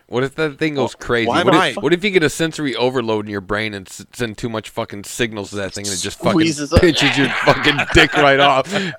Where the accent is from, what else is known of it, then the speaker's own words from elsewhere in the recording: Milwaukee, Wisconsin, United States; I'm from Milwaukee, man.